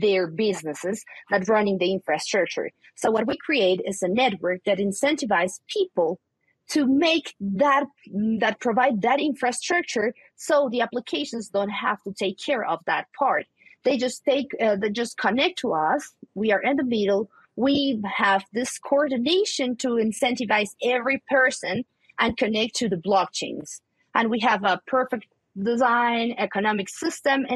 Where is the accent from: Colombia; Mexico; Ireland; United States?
Colombia; I'm from Colombia. I'm currently based in Colombia